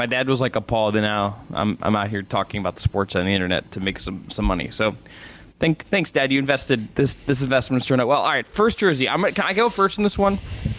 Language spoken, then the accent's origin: English; Cleveland, Ohio, United States; I am from Cleveland, Ohio.